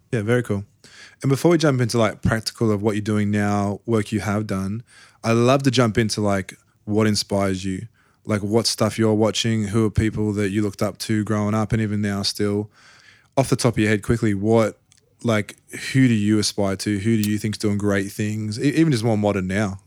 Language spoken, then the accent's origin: English; Australia; I'm from Australia